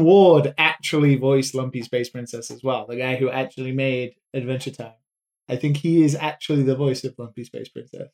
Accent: United Kingdom; being British

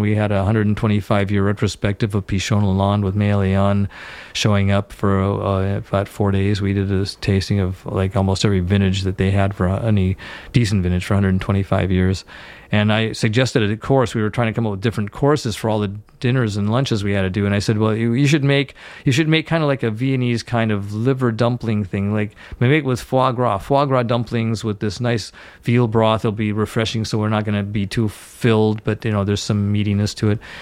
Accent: West Coast, United States; moved away as an adult; I'm from the West Coast, so I moved back

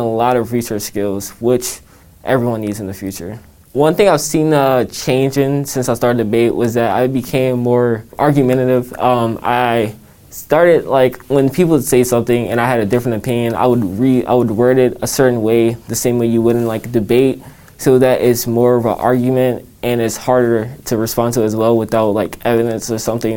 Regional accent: Washington, District of Columbia, United States; I grew up in a variety of different places, but mainly in the D.C. area.

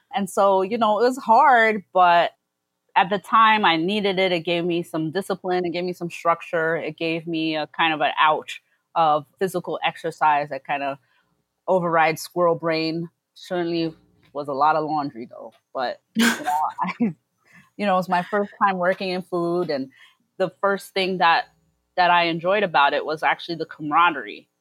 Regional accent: New York City, New York, United States; also born or lived in Philadelphia; I come from Brooklyn. I've been here since I was less than one year old and I've lived here pretty much my entire life, mostly in Flatbush

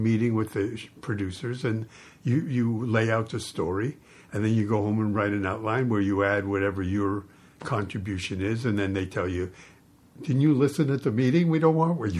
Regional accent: Toronto, Ontario, Canada; moved away as an adult; I was born in Toronto

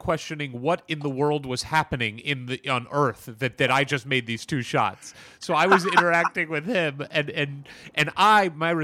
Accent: St. Louis, Missouri, United States; I grew up in St. Louis.

